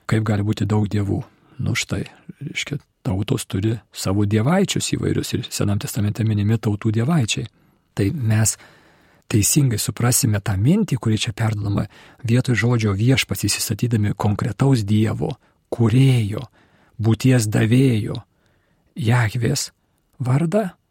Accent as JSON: {"language": "Lithuanian", "country": "Lithuania", "said": "Kai mes lietuviai, katalikai"}